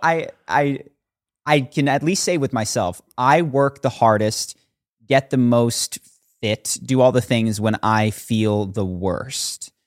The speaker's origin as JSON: {"language": "English", "town": "Philadelphia", "region": "Pennsylvania", "country": "United States", "tie": "born or raised there", "also_born_or_lived": "Brazil / New York", "moved": "as an adult", "lives_now": "California, United States", "said": "I grew up on the East Coast"}